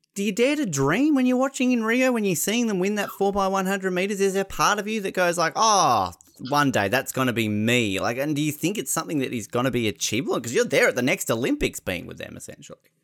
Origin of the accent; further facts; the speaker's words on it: Australia; We're Australian.